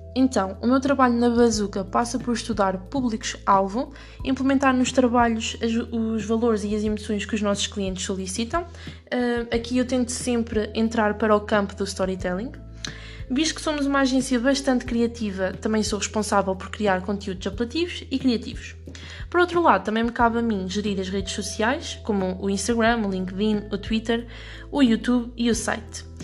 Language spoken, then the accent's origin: Portuguese; Ílhavo, Centro, Portugal; also born or lived in Viseu / Lisbon; sou natural de Ilhave, Aveiro